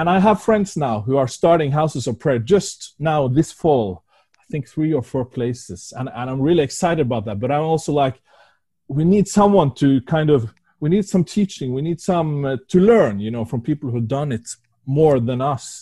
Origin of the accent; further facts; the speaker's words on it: Norway; first language Norwegian; English is a second language; My first language is Norwegian